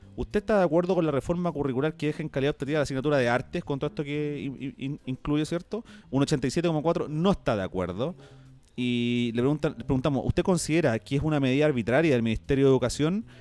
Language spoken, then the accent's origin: Spanish; Chile; en mi país que tanto amo